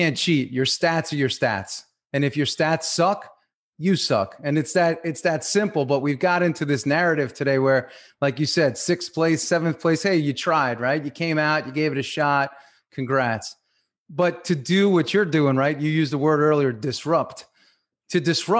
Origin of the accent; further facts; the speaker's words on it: Long Island, New York, United States; I grew up on Long Island a lot like you